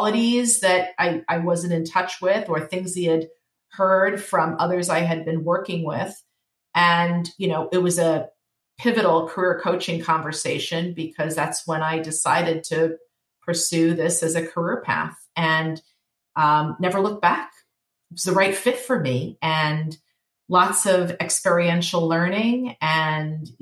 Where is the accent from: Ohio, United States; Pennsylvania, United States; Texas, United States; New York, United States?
New York, United States; being a New Yorker